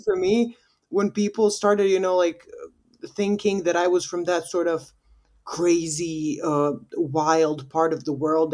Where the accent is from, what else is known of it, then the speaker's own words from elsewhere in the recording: Bosnia & Herzegovina; also born or lived in United States; we in Bosnia, we have, like, I think sixty percent of our voting population is in diaspora.